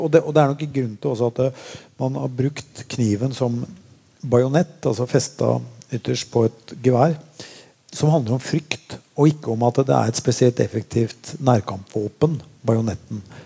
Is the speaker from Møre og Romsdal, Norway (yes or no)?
yes; Molde, Møre og Romsdal, Norway; also born or lived in Oslo; Jeg flytta fra Oslo da jeg var åtte år gammel og bodde i Molde